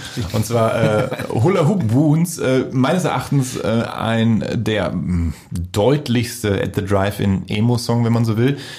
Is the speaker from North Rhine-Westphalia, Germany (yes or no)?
yes; Voerde, North Rhine-Westphalia, Germany; mein Freundeskreis aus meiner Heimatstadt in Förde